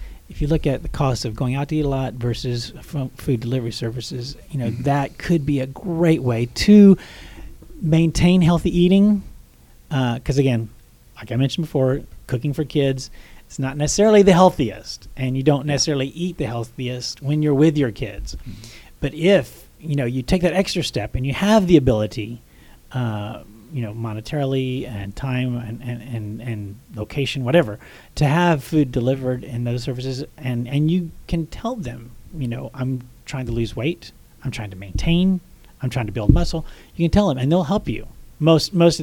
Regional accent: Texas, United States; I grew up in Texas where people were in pads

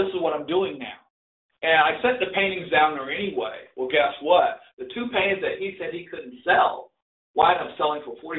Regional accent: the South, United States; And I and, and I grew up in the South, so I did a lot of boats, I did a lot of barns, I did a lot of different type rural things.

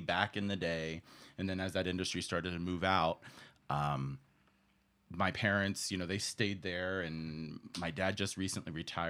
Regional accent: Ohio, United States; also born or lived in New York; I'm from Ohio and New York.

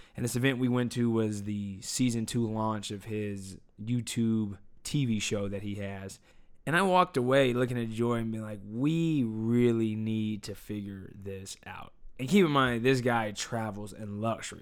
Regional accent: United States; I'm an American

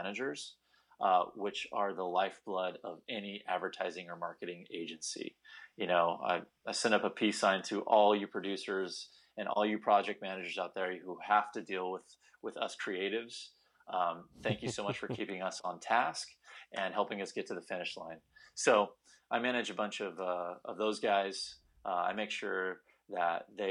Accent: California, United States; also born or lived in Bakersfield; I grew up in Northern California near Stanford University

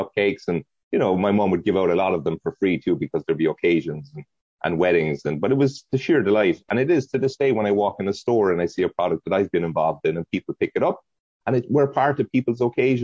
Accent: County Cork, Munster, Ireland; moved away as an adult; now in United States; we ran a business out of her kitchen in County Cork in Ireland in a very modest house.

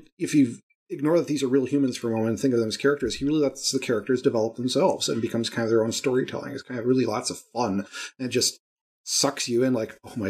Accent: Wisconsin, United States; I'm from Wisconsin, so I might have a bias.

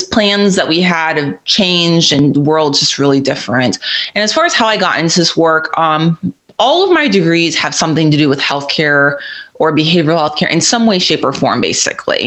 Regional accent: Florida, United States; moved away as an adult; I grew up in Florida, and I love that state

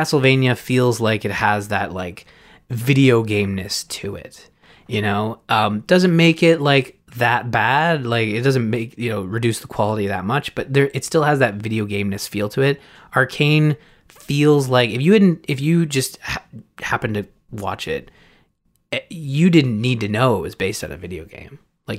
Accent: Canada; I'm Canadian.

